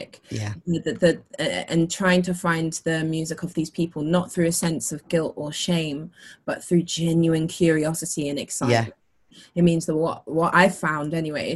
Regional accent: Luton, East of England, United Kingdom; I'm from Luton, so accents

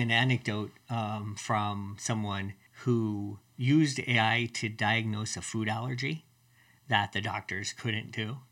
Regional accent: Colorado, United States; I grew up in Colorado

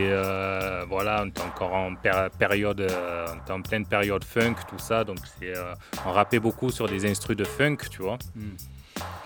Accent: Marseille, Provence-Alpes-Côte d'Azur, France; also born or lived in Vitrolles; j'ai, j'ai grandi à Marseille jusqu'à l'âge de onze ans. Onze ans, on est parti à onze ans, on a déménagé sur Vitrolles. Donc, j'ai grandi dans le quatorzième, la cité des Rosiers.

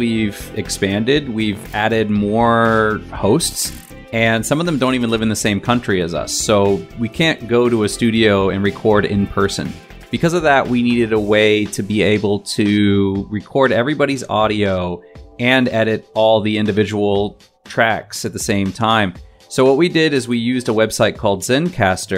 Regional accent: Virginia, United States; moved away as an adult; now in Taiwan; I am originally from Virginia in the USA.

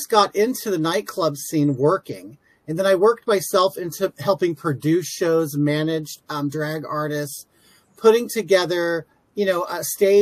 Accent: Inland Empire, Southern California, United States; I'm from Southern California, and I'm born and raised here. I've always lived about an hour east of Los Angeles

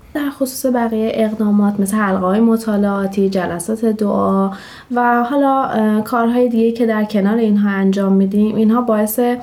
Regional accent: Shiraz, Fars, Iran; 29 سالمه و اهل شیراز هستم

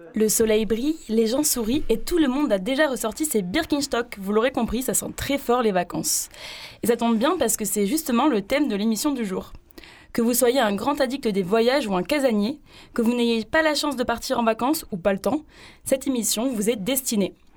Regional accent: Toulouse, Occitania, France; now in Marseille, France; on vient de Toulouse

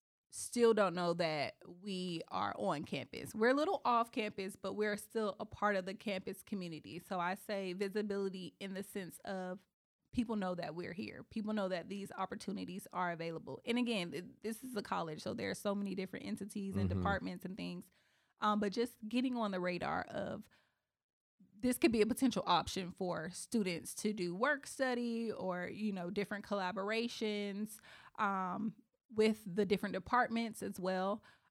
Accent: Eatonville, Florida, United States; And it's so funny because I grew up in Eatonville.

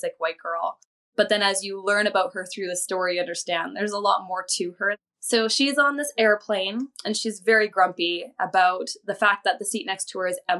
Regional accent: Alberta, Canada; now in British Columbia, Canada; where I lived and grew up in Alberta, everyone was very culturally, ethnically very similar

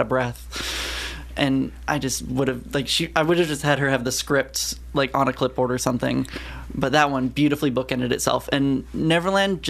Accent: Southern California, United States; now in Columbia, United States; I'm a transplant from Southern California originally

